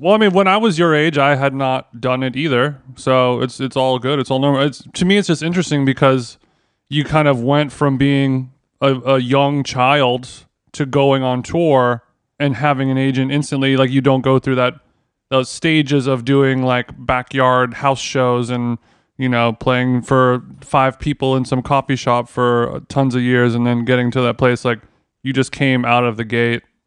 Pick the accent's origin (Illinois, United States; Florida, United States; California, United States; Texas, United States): California, United States; Los Angeles; Los Angeles, my hometown